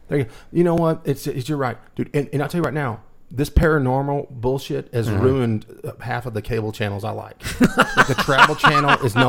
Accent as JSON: {"language": "English", "town": "Wolfforth", "region": "Texas", "country": "United States", "tie": "born or raised there", "lives_now": "Lubbock, United States", "said": "growing up in Wolfert, we were involved in a haunted house every day."}